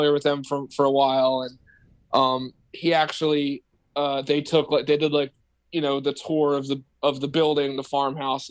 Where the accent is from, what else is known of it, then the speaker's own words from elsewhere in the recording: Delaware County, Pennsylvania, United States; I grew up in Delaware County.